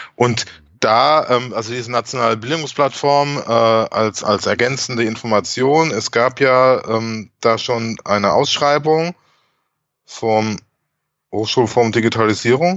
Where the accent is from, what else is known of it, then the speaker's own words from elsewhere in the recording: Germany; bei uns in Deutschland